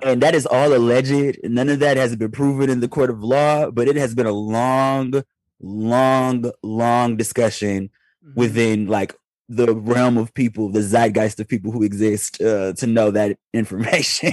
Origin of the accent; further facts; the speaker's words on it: Detroit, Michigan, United States; moved away; I'm still from Detroit deep down in my heart